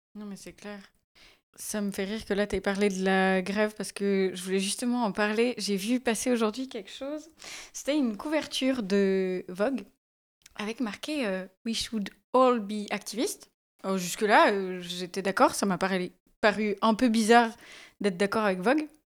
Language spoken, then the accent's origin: French; Valais, Switzerland; quand j'ai grandi en Valais